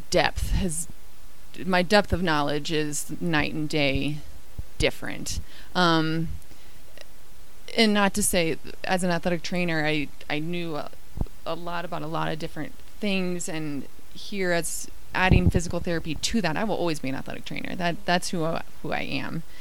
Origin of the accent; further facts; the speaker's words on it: Midwest, United States; also born or lived in Iowa / Indiana / Virginia / Colorado; I grew up moving around a lot. Um, I grew up mostly in the Midwest, Iowa and Indiana. Um, went to Virginia, and then we made our way out to Colorado with my family.